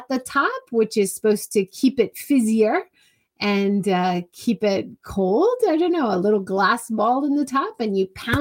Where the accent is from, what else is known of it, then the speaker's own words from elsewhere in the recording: Hawaii, United States; now in Japan; growing up in Hawaii